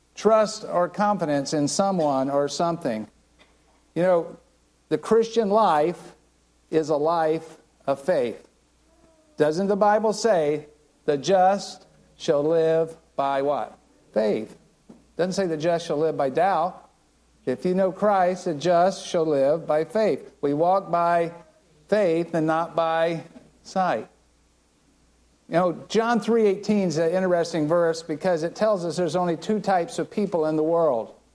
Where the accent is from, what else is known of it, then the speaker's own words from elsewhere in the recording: Land O' Lakes, Florida, United States; I grew up right here in Land Lakes